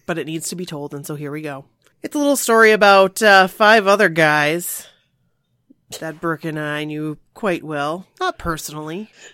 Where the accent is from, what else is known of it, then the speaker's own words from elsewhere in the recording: Maine, United States; we're from Maine